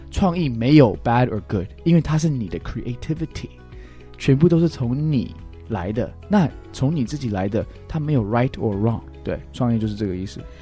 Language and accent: Chinese; United States; Chinese is a second language; moved away as an adult; now in Taiwan; 我是一个歌手、音乐人，然后我从小在美国长大，是。但是现在我住在台湾了